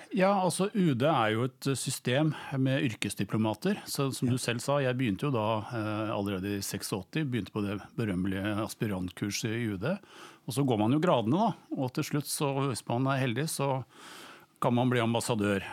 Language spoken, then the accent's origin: Norwegian; Norway; first language Norwegian; also born or lived in Bonn, Germany; jeg vokste opp i Norge og vi snakket norsk hjemme